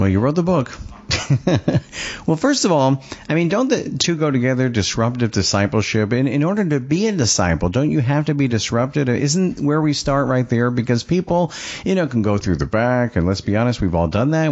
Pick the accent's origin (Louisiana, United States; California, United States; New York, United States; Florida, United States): New York, United States; Long Island; I'm from Long Island